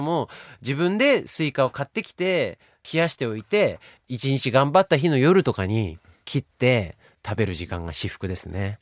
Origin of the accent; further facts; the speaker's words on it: Akita, Japan; moved away as an adult; now in Tokyo, Japan; あの僕秋田県出身で地元の秋田を音楽で盛り上げたい